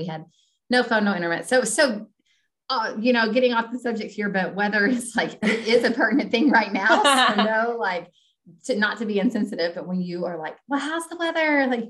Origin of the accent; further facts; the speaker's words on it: Kentucky, United States; I'm from Kentucky.